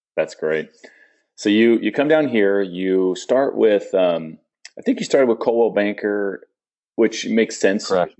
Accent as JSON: {"language": "English", "town": "San Diego", "region": "California", "country": "United States", "tie": "born or raised there", "also_born_or_lived": "Phoenix", "moved": "yes", "lives_now": "St. Petersburg, United States", "said": "I grew up in San Diego, moved to Phoenix, now I'm in St. Pete."}